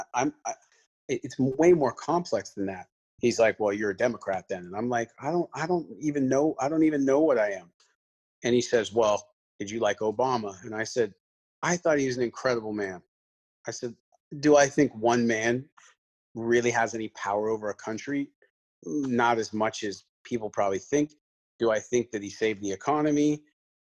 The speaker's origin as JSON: {"language": "English", "country": "Canada", "said": "I'm Canadian"}